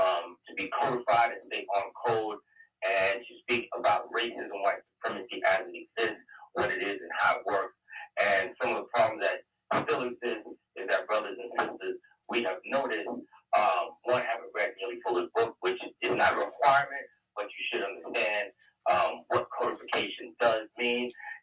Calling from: New York City, New York, United States

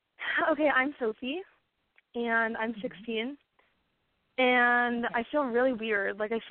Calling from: Westlake Village, California, United States; Westlake Village.

